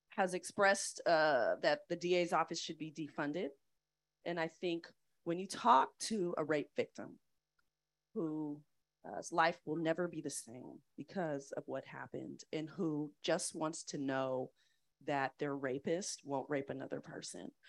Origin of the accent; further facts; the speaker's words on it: East Bay, San Francisco Bay Area, California, United States; moved away as an adult; also born or lived in Chicago / Atlanta; now in San Francisco, United States; I grew up being very proud of being from the Bay Area. I'm from the East Bay.